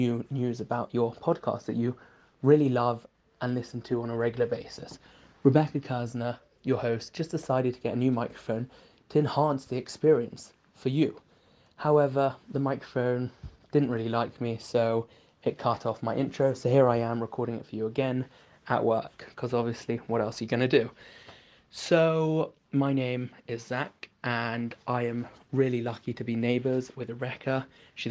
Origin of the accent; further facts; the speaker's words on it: London, United Kingdom; also born or lived in Israel; now in New York, United States; I grew up in London, went to Israel for 2 years, came to New York to go to Yeshiva University